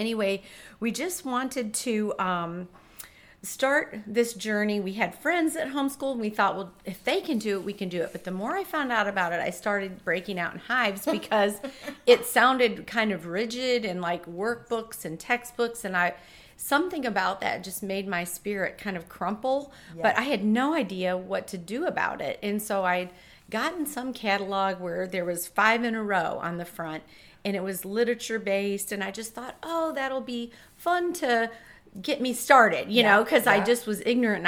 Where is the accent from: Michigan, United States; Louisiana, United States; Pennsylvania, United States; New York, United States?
Michigan, United States; Detroit; now in Charlotte, United States; I'm from Detroit, Michigan, so it's a very blue-collar place where I was surrounded by a very loving family